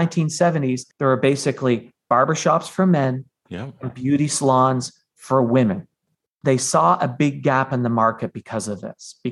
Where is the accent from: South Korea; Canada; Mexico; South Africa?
Canada; I'm Canadian